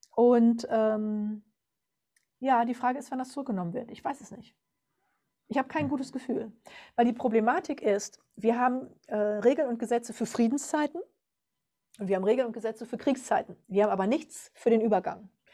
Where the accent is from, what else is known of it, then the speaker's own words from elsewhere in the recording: Germany; bei uns in Deutschland